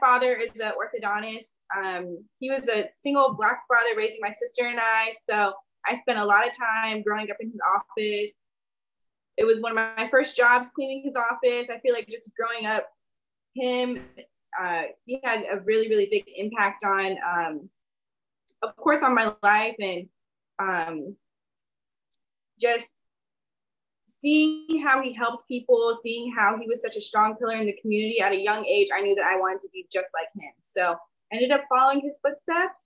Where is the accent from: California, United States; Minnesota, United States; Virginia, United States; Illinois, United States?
Virginia, United States; D.C. area, Northern; moved away; I'm from the Northern Virginia, D.C. area